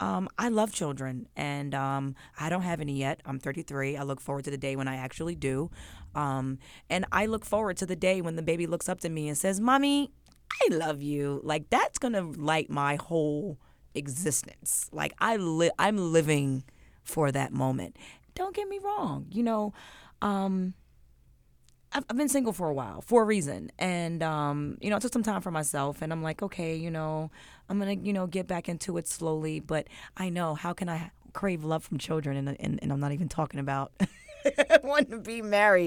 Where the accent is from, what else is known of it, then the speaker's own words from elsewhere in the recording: New Jersey, United States; I grew up with in New Jersey, away from Virginia, where all my family was.